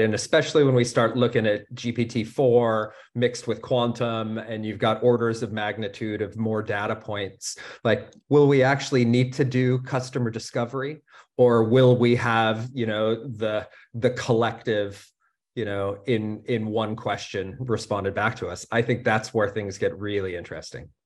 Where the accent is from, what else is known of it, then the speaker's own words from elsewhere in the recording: United States; now in Germany; as an American living in, in Germany